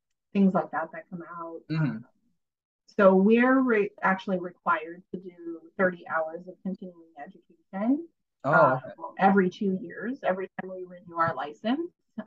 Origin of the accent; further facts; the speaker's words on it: India; moved away; I'm from India